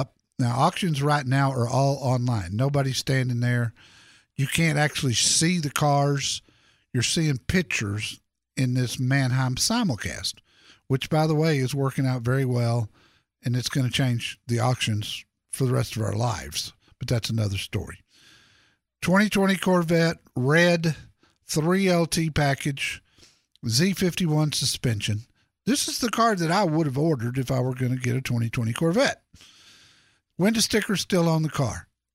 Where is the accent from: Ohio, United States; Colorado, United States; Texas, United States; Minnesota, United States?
Texas, United States; Dallas; if you're in my home town, Dallas, Texas